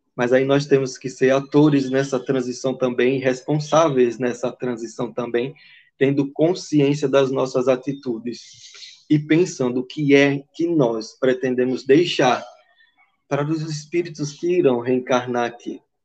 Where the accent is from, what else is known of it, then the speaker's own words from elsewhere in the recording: Aracaju, Sergipe, Brazil; eu sou daqui de Aracaju